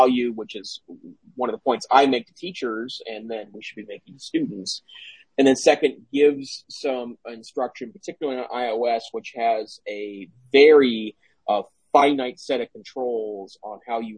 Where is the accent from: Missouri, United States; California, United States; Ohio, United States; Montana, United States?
Montana, United States; I'm from Montana.